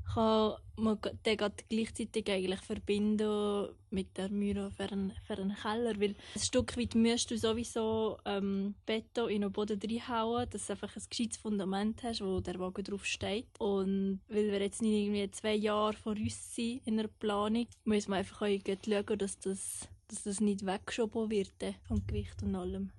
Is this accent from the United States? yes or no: no; Eastern Switzerland, Switzerland; moved away; also born or lived in Thun / Langenthal; ich bin in der Ostschweiz aufgewachsen